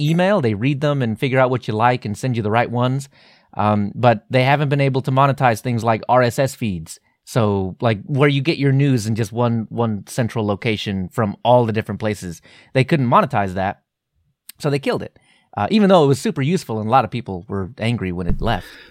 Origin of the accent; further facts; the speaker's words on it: Texas, United States; my inner Texan